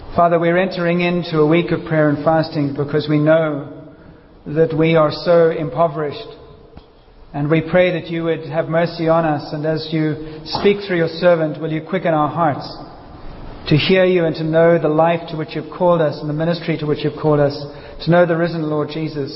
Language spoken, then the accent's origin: English; Uganda; I come from Uganda